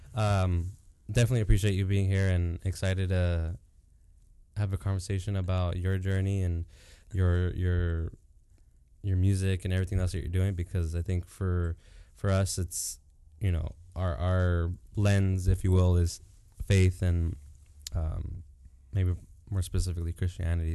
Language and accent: English; Santa Ana, California, United States; I grew up in Santa Ana too